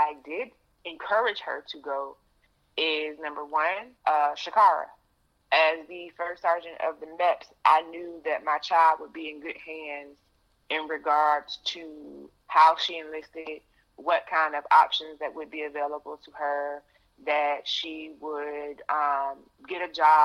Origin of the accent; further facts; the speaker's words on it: Chesapeake, Virginia, United States; moved away; I grew up in Hampton Roads, Virginia